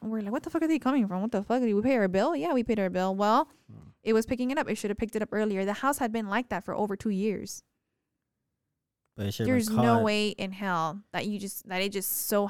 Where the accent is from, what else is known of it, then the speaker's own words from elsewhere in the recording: Texas, United States; What drives me insane is that I come from the Valley, which is so small.